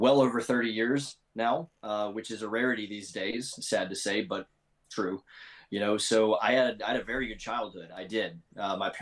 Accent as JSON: {"language": "English", "town": "Memphis", "region": "Tennessee", "country": "United States", "tie": "born or raised there", "said": "I grew up in roundabouts Memphis, Tennessee area"}